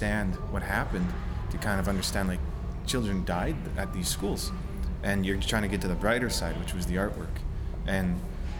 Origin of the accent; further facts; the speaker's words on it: Peguis First Nation, Manitoba, Canada; I'm OG Cree from Peguis